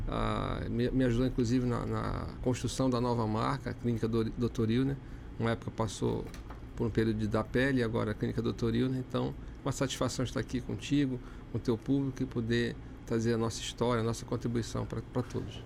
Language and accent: Portuguese; Amazonas, Brazil; sou amazonense